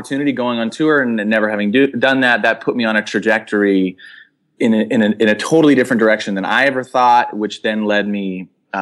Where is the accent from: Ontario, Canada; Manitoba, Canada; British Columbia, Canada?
British Columbia, Canada; Langley; now in Los Angeles, United States; I was born a little outside of Vancouver